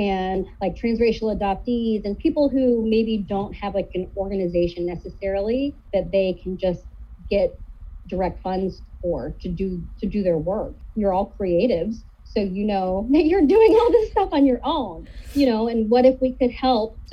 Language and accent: English; Kansas City, Missouri, United States; moved away as an adult; also born or lived in Seattle; now in St. Louis, United States; I grew up in Missouri. I did not grow up in St. Louis. I grew up on the Kansas City side